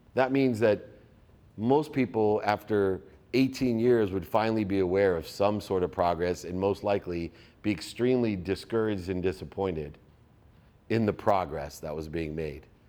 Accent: San Diego, California, United States; living in my hometown of San Diego

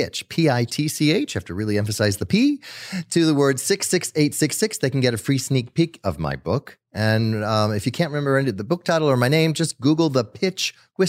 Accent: Netherlands; also born or lived in South America; I grew up in South America, but I grew up in the Netherlands. So I was born in South America, but my parents took me to Netherlands right afterwards.

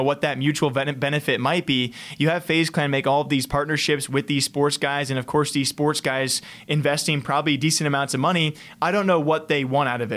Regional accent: United States

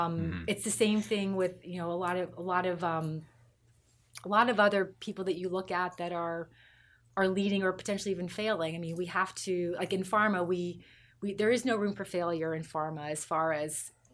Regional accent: New Franklin, Pennsylvania, United States; I grew up in a village called New Franklin in Pennsylvania. Mm-hmm. It's outside of Chambersburg, Pennsylvania, which is outside of Gettysburg.

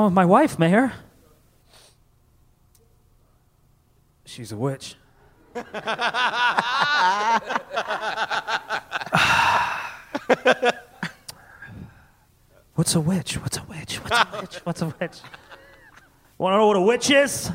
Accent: Connecticut, United States; I grew up in Connecticut.

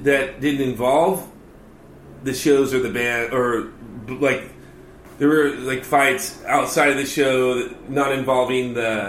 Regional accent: Los Angeles, California, United States; born or raised there; now in Orange County, United States

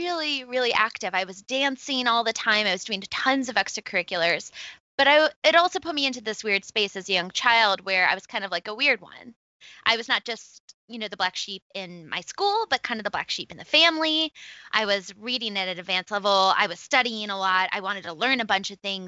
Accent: Rochester, New York, United States; also born or lived in Buffalo, New York; I'm from upstate New York. I'm from Rochester

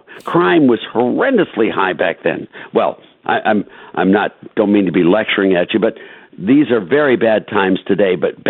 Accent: Cleveland, Ohio, United States; I come from Cleveland, Ohio.

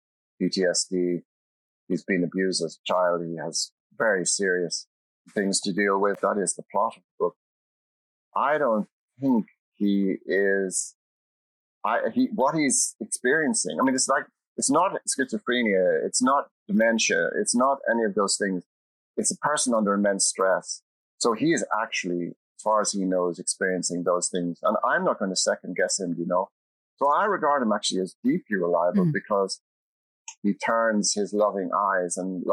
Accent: Ireland; as an Irish citizen

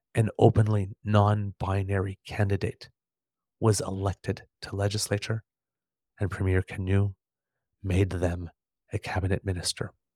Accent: Canada; as a Canadian

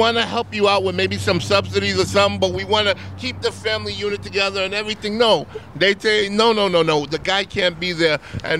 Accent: New York, United States; No, I'm from New York, born and raised.

